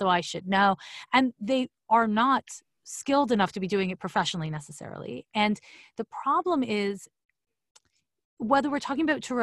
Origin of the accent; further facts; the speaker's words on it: Quebec, Canada; moved away as an adult; also born or lived in San Francisco; I'm from Quebec, so it's CEGEP